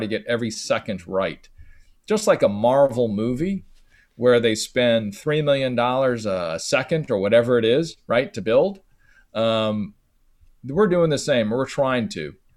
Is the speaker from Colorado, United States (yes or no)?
no; San Francisco, California, United States; Growing up in San Francisco, going to a, a high school, elementary school, a middle school